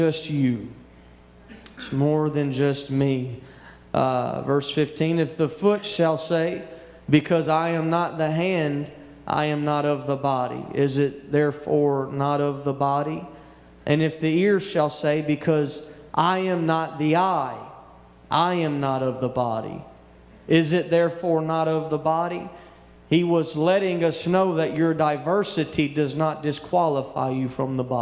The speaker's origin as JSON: {"language": "English", "region": "Louisiana", "country": "United States", "tie": "born or raised there", "also_born_or_lived": "West Texas", "moved": "yes", "said": "I grew up in Louisiana"}